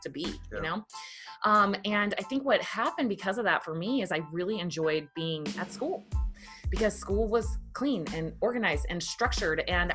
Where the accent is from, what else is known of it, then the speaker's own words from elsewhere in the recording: Virginia, United States; I grew up in Virginia, very poor family